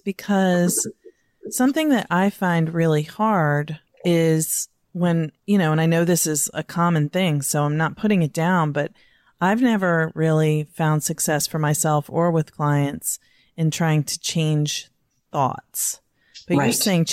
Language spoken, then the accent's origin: English; Virginia, United States; I'm from Virginia.